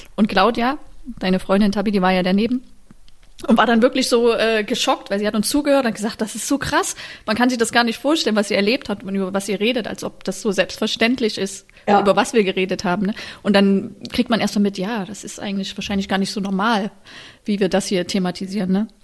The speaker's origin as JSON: {"language": "German", "country": "Germany", "also_born_or_lived": "Paris, France", "said": "ich bin auch eine Deutsche"}